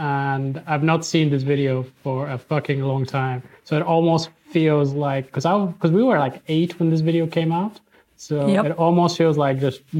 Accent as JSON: {"language": "English", "country": "Bulgaria", "tie": "born or raised there", "said": "when I was 8 growing up in Bulgaria."}